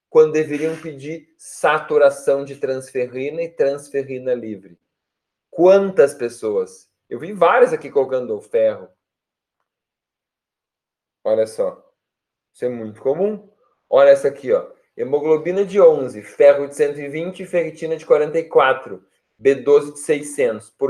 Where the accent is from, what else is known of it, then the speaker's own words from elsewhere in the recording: Porto Alegre, Rio Grande do Sul, Brazil; Eu sou de Poa, sim, vivo e moro em Porto Alegre.